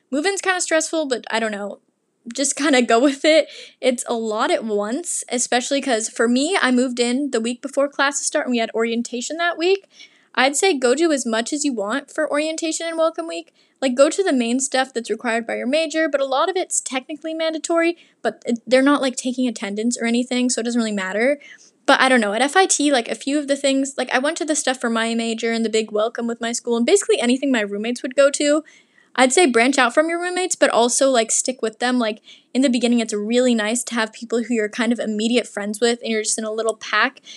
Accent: Portland, Oregon, United States; moved away; But I'm from Portland, and I've been to Seattle a lot because I live so close

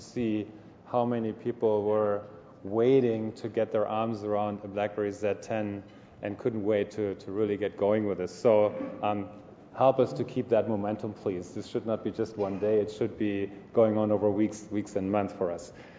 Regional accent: Munich, Bavaria, Germany; moved away as an adult; now in Ontario, Canada; I'm from Munich

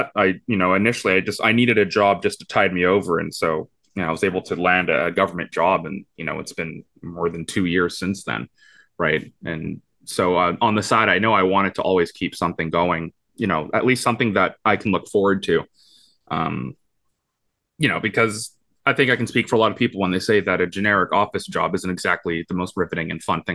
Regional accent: Vancouver, British Columbia, Canada; born and raised in Vancouver

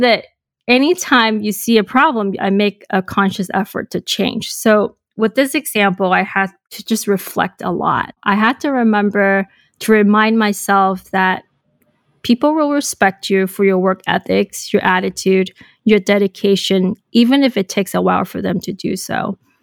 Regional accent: Hong Kong; moved away as an adult; also born or lived in Boston, United States; So I was born and raised in Hong Kong

